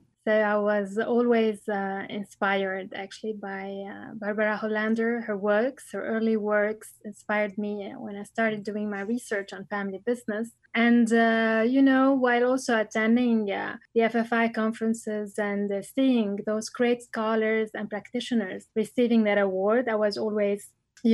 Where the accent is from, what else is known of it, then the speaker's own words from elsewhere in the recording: Lebanon; moved away as an adult; also born or lived in Bordeaux, France; I was born and raised in Lebanon